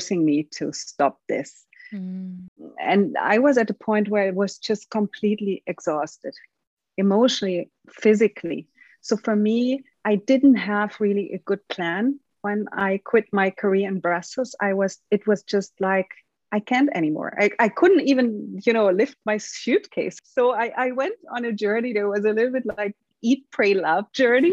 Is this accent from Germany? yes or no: yes; Munich, Bavaria, Germany; moved away as an adult; also born or lived in Rio de Janeiro, Brazil; Now I'm juggling my life between Munich, my hometown, where I still have my mother and my old friends, and Brazil, Rio de Janeiro.